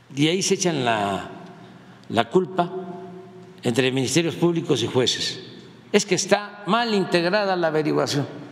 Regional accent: Mexico; como mexicanos

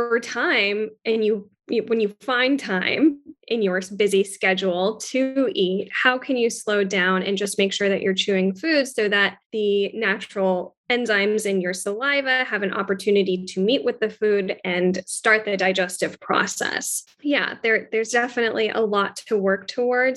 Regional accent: Pakistan; I'm Pakistani, and the base of all of our foods is onion, garlic, and tomatoes

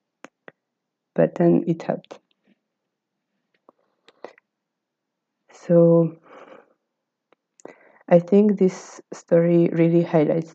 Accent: Hungary; from Hungary

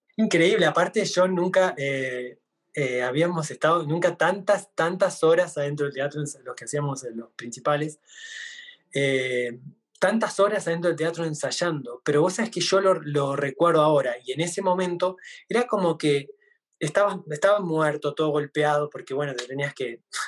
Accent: Argentina; más identidad como argentino, como es la, el tango, las danzas folclóricas nuestras

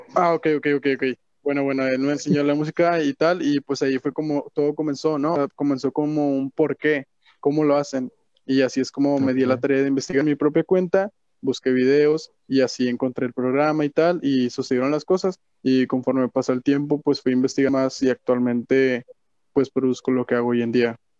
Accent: Monterrey, Nuevo León, Mexico; nací en Monterrey, Nuevo León, aquí mismo. Soy 100% mexicano y pues de norteño, no sé cómo decirlo, regio

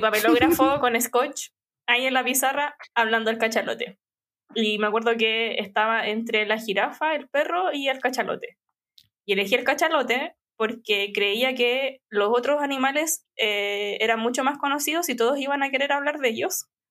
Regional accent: San Bernardo, Santiago Metropolitan Region, Chile; no nací en San Bernardo, pero tenía, no sé, un año, dos años cuando empecé a, a ir a San Bernardo. Entonces viví la mayor parte de mi vida en San Bernardo, por 25, 26 años.

